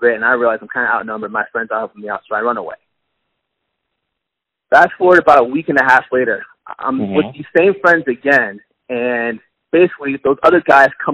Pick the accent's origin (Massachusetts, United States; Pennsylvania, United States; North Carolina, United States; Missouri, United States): Massachusetts, United States; Boston; now in Washington, D.C., United States; I was born and raised in Roxbury, Massachusetts, which is probably the poorest part of Boston.